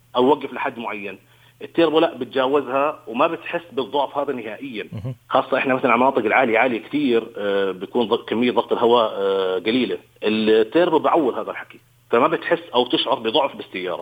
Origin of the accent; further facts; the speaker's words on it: Jordan; عندنا بالأردن هون